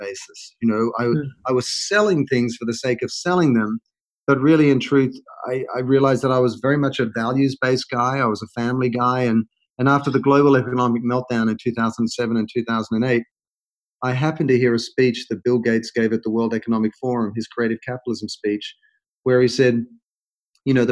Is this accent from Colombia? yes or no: no; Australia; moved away as an adult; also born or lived in London / United States; now in Los Angeles, United States; I'm an Australian, and I'd worked in Australia, London, and all over the US